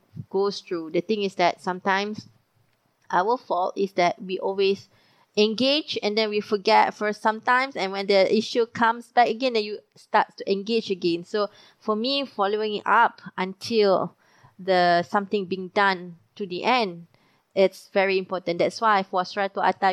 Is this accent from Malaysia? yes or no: yes; Malaysia; Being a Malaysian